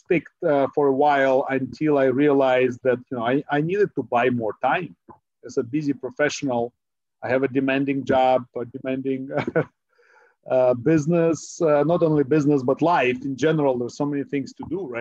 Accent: Ukraine; now in Silicon Valley, United States; my background is I was born in Ukraine. I'm an immigrant, a first generation immigrant. And I came to the United States

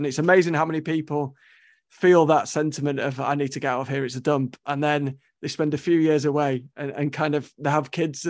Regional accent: London, United Kingdom; moved away; I'm from London originally, so I kind of came on holiday to Scarborough

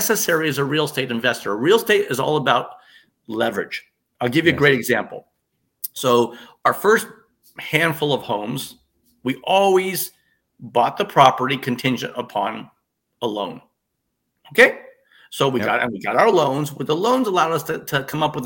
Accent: Toronto, Ontario, Canada; moved away; I'm born in Toronto.

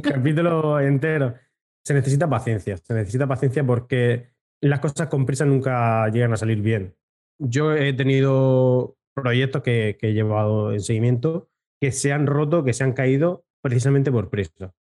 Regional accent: Region of Murcia, Spain; yo que soy más de Murcia que de la leche

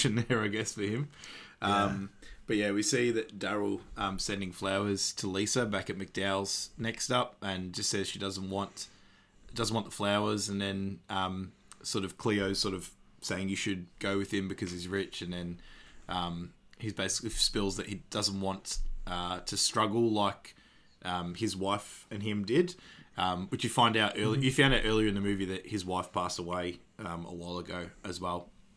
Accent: Australia; being an Australian

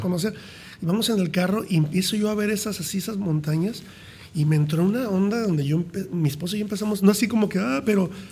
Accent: Mexico; yo soy mexicano, crecí en México

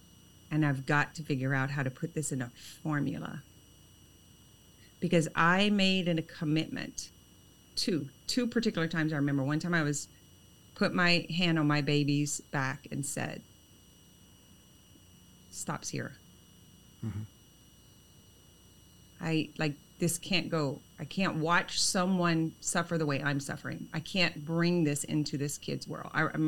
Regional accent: an hour from Lake Charles, Louisiana, United States; I'm an hour from Lake Charles.

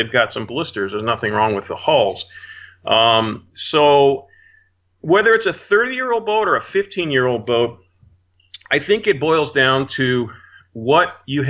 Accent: Arlington, Virginia, United States; moved away; I'm from Arlington, Virginia

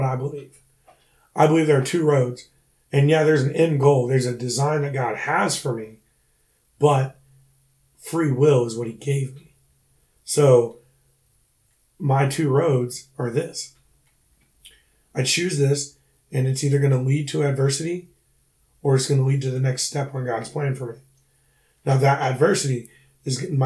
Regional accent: Brunson, South Carolina, United States; moved away as an adult; also born or lived in Charleston, South Carolina; originally from Brunson, South Carolina.

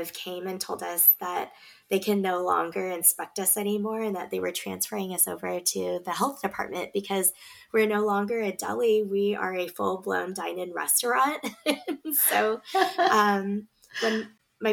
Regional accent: Beaverton, Oregon, United States; also born or lived in Galang refugee camp, Indonesia; We grew up in Beaverton. It happens to be the most diverse city in the whole state of Oregon

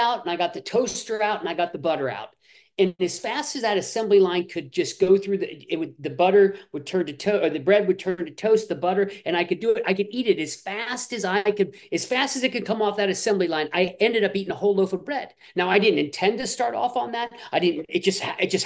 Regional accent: Midwest, United States; I grew up in the Midwest

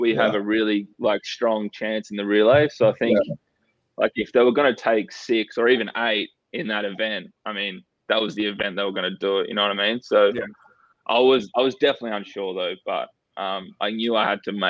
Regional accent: Perth, Western Australia, Australia; I'm from WA, so Perth, and we moved from Perth because like the COVID restrictions in Perth

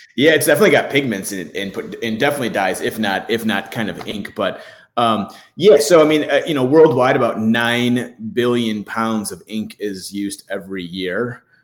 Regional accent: Michigan, United States; I grew up in Michigan where there's lakes everywhere

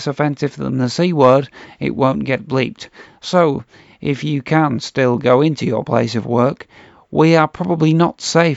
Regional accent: Oldham, North West England, United Kingdom; I'm from Oldham

